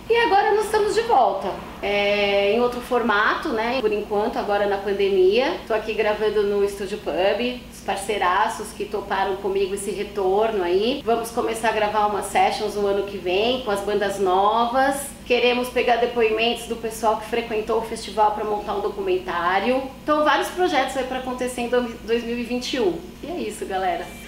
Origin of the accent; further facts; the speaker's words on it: São Paulo, Brazil; also born or lived in São Bernardo do Campo; Nasci em São Paulo, ali na região da Moca, sou paulistana